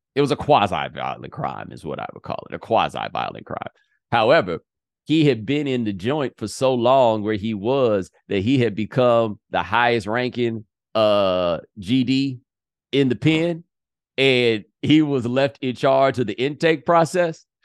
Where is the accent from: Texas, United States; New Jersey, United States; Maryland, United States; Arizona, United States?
Texas, United States; Houston; moved away as an adult; also born or lived in Claremont, California; I'm from Houston, and Houston is so big